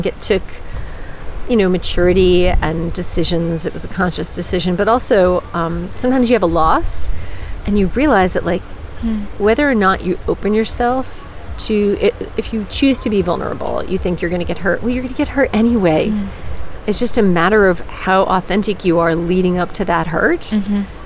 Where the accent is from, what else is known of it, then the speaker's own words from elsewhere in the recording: New England, United States; now in California, United States; I grew up in New England, and New England's a good place to be from, but I don't live there now. So I live in California